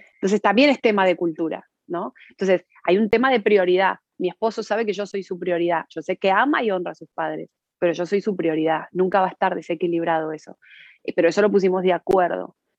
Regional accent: Argentina; now in Spain; nos criamos en el mismo país y hemos tenido dos realidades absolutamente diferentes. Eh, yo, nosotros nacimos en Argentina

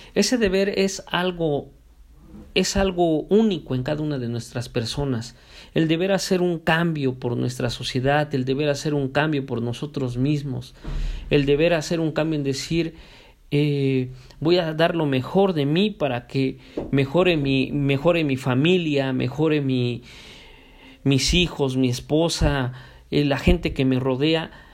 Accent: Mexico; nosotros como mexicanos

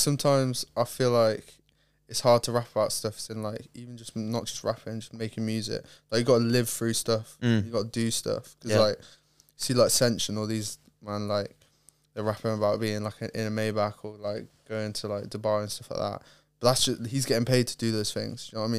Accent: Lake Tahoe, California, United States; born there; also born or lived in Ohio / Ireland; I was born in Cali, Lake Tahoe, California, and then moved to Ohio, and then moved to Ireland, and moved here.

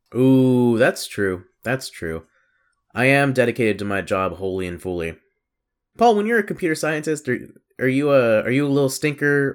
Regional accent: the South, United States; growing up in the South, growing up around the church

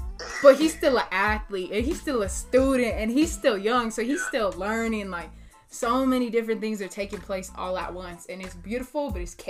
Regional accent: Raton, New Mexico, United States; I'm a small town kid from Raton, New Mexico

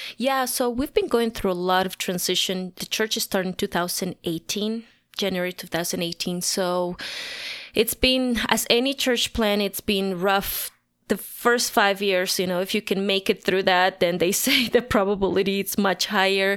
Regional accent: La Paz, Bolivia; moved away as an adult; now in Denver, United States; I was born and raised in La Paz, Bolivia, the highest capital in the world.

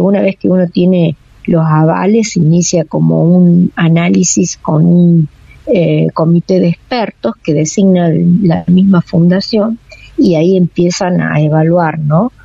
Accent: La Rioja, Argentina; nosotros como riojanos

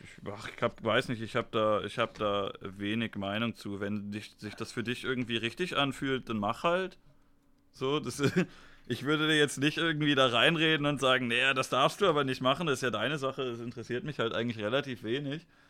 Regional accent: Germany; Ich bin ja auch ein Deutscher

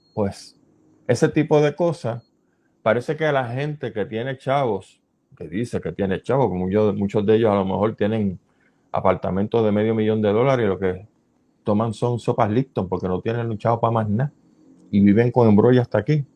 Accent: Puerto Rico; nosotros como puertorriqueños

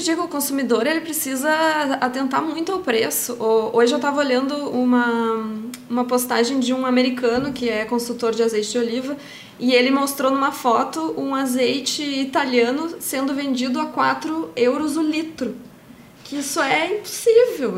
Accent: Brazil; como brasileira

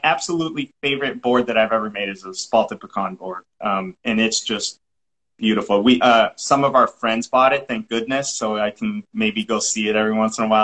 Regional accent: Massachusetts, United States; accent: Massachusetts; now in Texas, United States; I'm from Massachusetts

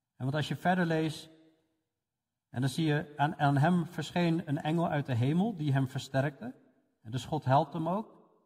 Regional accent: Netherlands; voor ons als Nederlanders

